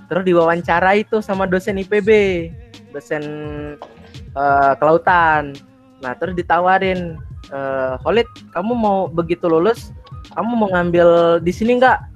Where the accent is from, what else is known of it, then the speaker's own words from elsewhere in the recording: Bima, West Nusa Tenggara, Indonesia; apalagi nih anak timur, terutama aku kan dari Bima nih. Dari Bima kebetulan di pesisir pantai rumahnya.